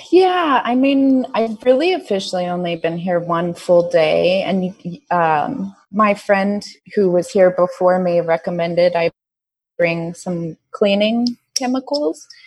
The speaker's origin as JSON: {"language": "English", "country": "United States", "moved": "as an adult", "lives_now": "Vietnam", "said": "I'm from America"}